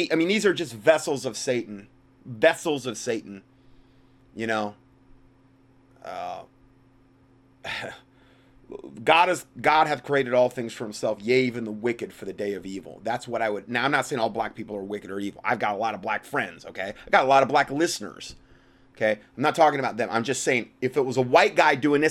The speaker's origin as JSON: {"language": "English", "region": "Northern Ohio", "country": "United States", "tie": "born or raised there", "said": "I was born in Northern Ohio"}